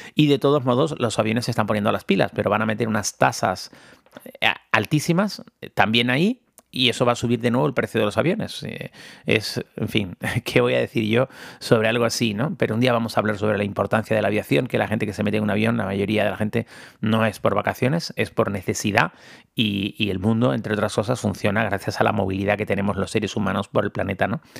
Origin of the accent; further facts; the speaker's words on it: Tenerife, Canary Islands, Spain; moved away; aquí en mi en mi tierra